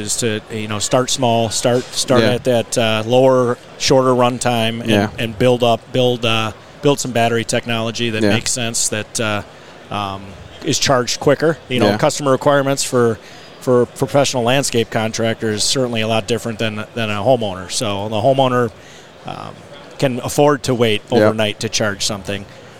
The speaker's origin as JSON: {"language": "English", "town": "Horicon", "region": "Wisconsin", "country": "United States", "tie": "born or raised there", "said": "Horicon, Wisconsin. Okay. Yep, where I was born and raised."}